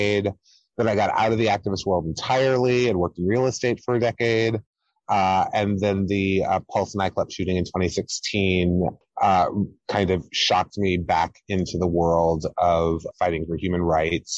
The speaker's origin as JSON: {"language": "English", "town": "Hampton", "region": "Virginia", "country": "United States", "tie": "born or raised there", "moved": "as an adult", "lives_now": "New York, United States", "said": "I grew up in Hampton, Virginia"}